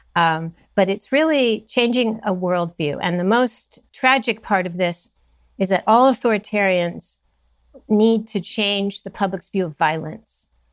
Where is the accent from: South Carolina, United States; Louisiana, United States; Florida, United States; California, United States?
California, United States; Los Angeles; I grew up in California, Southern California